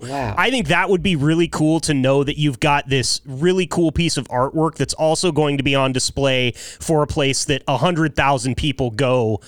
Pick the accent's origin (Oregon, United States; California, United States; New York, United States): Oregon, United States; Joseph; my hometown or my home county, Wallowa County in northeastern Oregon. It's a little tiny town called Joseph, 1,300 people.